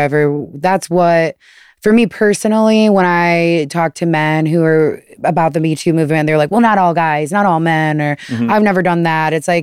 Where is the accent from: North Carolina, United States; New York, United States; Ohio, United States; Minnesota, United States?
Ohio, United States; Toledo; moved away; I'm originally from Toledo, Ohio.